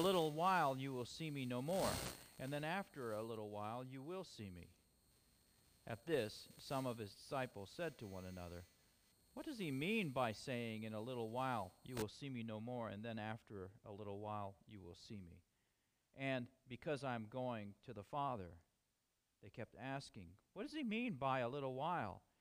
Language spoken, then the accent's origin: English; United States; We are American